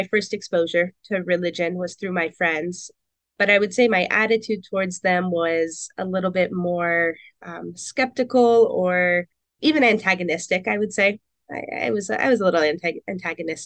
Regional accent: Portland, Oregon, United States; also born or lived in Camas, Washington; I grew up in Portland, Oregon, and North Portland, the St. John's district

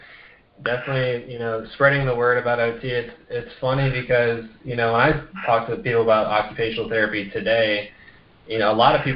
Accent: Vienna, Austria; I grew up in Vienna, Austria, with my parents when they were working over there

